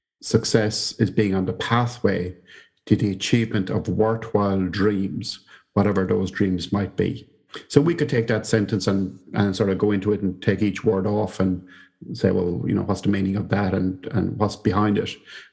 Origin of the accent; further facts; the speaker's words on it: Ireland; moved away as an adult; now in Wellington, New Zealand; I came from Ireland to Victoria University here in Wellington, New Zealand, as an academic in the business school.